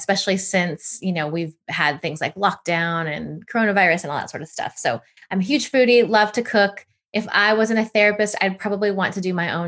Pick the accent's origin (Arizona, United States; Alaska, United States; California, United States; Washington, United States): California, United States; moved away as an adult; now in Lisbon, Portugal; I'm an American. I'm from California, but I've relocated to Lisbon, Portugal in 2019.